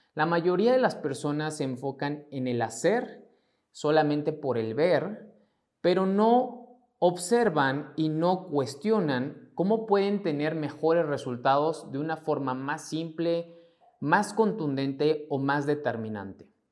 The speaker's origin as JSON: {"language": "Spanish", "country": "Mexico", "said": "mexicano, emprendedor y empresario"}